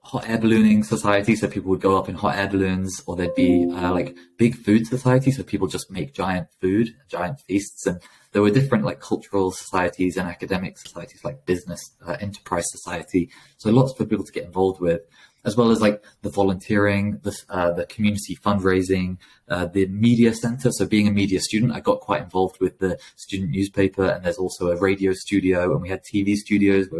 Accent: Lincoln, East Midlands, United Kingdom; I grew up in Lincoln, which is a small city

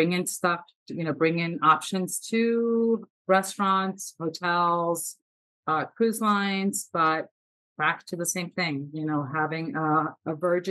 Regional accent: South Florida, United States; I'm from South Florida, so we have lots of tropical fruit here

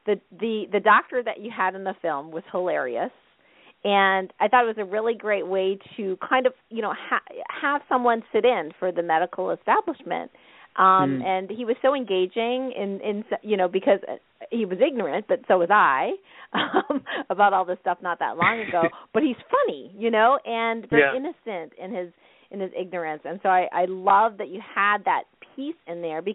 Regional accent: Canada; living in Canada, you know, growing up in Canada

